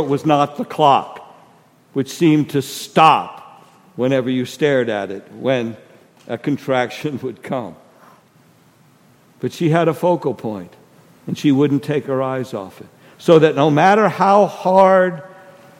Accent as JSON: {"language": "English", "region": "New Jersey", "country": "United States", "moved": "yes", "said": "I'm from New Jersey."}